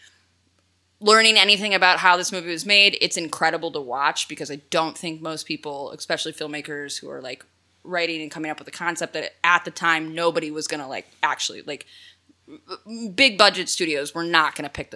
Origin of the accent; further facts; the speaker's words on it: Chicago, Illinois, United States; my hometown, Chicago